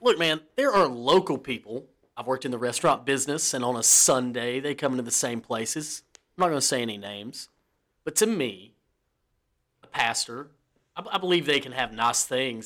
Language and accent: English; the South, United States; we're from the South